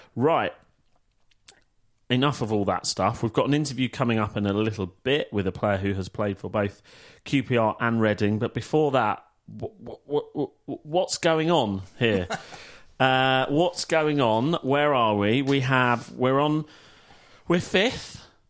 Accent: Manila, Metro Manila, Philippines; And yes, I'm from Manila.

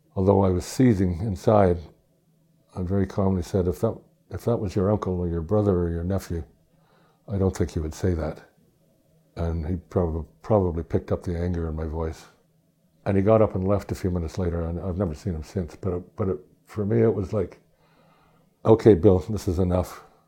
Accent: Toronto, Ontario, Canada; I grew up near the Scarborough Bluffs

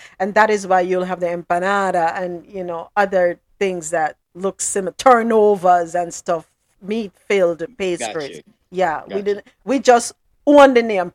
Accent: Jamaica

